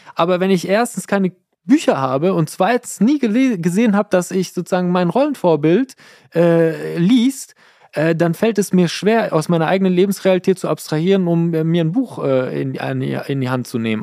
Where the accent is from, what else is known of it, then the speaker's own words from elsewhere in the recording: Iran; now in Germany; Ich bin im Iran geboren, meine Frau ist in äh, Münster geboren